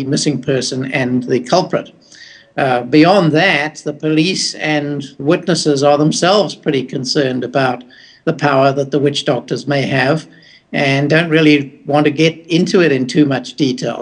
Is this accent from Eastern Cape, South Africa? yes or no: no; Johannesburg, Gauteng, South Africa; also born or lived in Australia / Kenya; I live in Johannesburg. I was born in Johannesburg and grew up there.